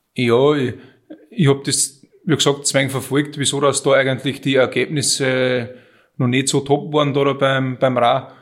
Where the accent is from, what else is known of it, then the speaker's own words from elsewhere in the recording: Münzkirchen, Upper Austria, Austria; Ich bin eigentlich aus Münzkirchen